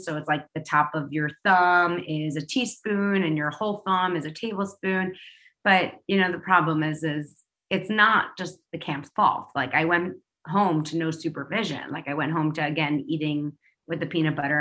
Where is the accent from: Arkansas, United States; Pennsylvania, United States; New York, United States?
New York, United States; New York City; I used to walk to school by myself because I grew up in New York City